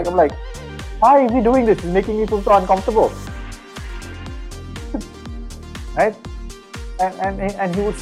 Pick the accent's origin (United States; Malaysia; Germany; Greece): Malaysia; growing up in Malaysia